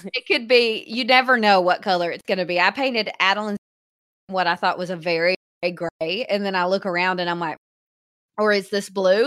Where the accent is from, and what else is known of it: Hot Springs, Arkansas, United States